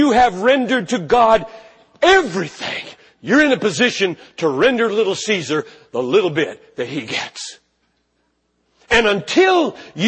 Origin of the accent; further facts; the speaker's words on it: United States; I'm a Christian. 10,000 times before I'm an American